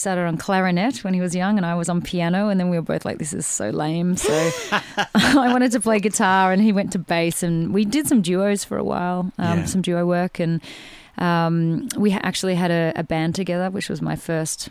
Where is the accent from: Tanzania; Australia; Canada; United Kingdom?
Australia; also born or lived in Sydney; now in Melbourne, Australia; Melbourne based. I grew up in Melbourne and Sydney. So I moved to Sydney.